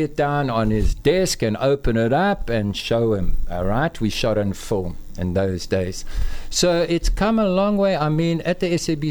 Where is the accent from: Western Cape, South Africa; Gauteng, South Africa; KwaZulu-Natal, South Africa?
KwaZulu-Natal, South Africa; moved away as an adult; also born or lived in Johannesburg; I grew up in Natal and I studied photography in Natal Technikon.